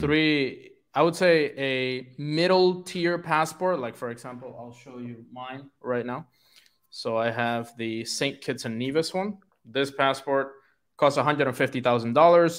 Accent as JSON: {"language": "English", "country": "Puerto Rico", "moved": "yes", "said": "I'm from Puerto Rico, which is actually a tax-free place"}